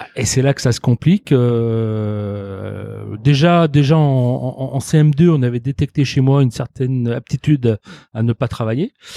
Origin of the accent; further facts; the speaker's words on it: Lyon, Auvergne-Rhône-Alpes, France; also born or lived in Toulouse; je suis arrivé à Lyon, euh, je pense que j'avais euh, un an et demi environ